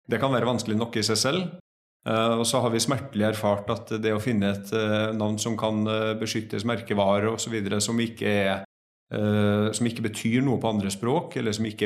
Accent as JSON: {"language": "Norwegian", "town": "Trondheim", "region": "Trøndelag", "country": "Norway", "lives_now": "Oslo, Norway", "said": "Eh, jeg kommer egentlig fra Trondheim, så jeg har litt sånn utvanna dialekt. Eh, høres helt merkelig ut. Eh, har tre barn, bor i Oslo."}